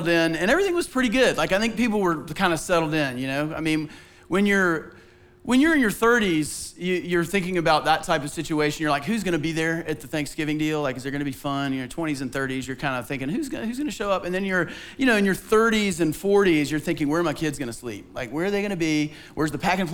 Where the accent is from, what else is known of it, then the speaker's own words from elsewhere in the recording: Bible Belt, Southeast, United States; growing up in the Southeast in the Bible Belt